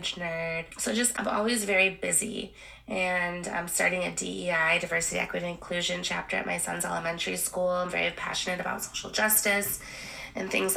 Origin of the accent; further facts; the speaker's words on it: Milwaukee, Wisconsin, United States; also born or lived in Santiago, Chile; I grew up in Milwaukee, Wisconsin